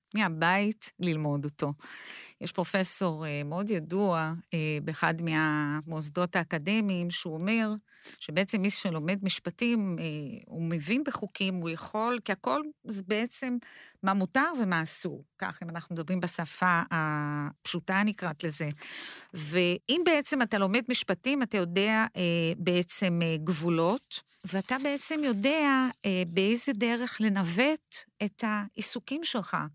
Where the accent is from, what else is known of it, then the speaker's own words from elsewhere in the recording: Brazil; Hebrew is a second language; moved away as an adult; now in Israel; אני עליתי לארץ, לארץ מברזיל. וכשאני הגעתי לארץ, לא, לארץ, אני בעצם עברתי אה, קשיי אה, שפה